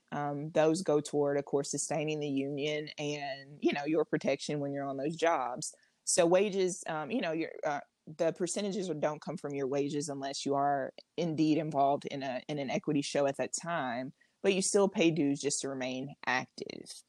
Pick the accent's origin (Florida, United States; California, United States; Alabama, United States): Alabama, United States; I was born and raised in Alabama